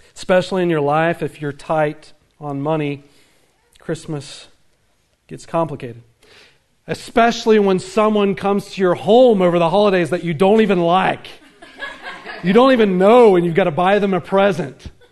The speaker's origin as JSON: {"language": "English", "area": "the Bible Belt", "region": "the South", "country": "United States", "tie": "born or raised there", "said": "I grew up in the Bible Belt"}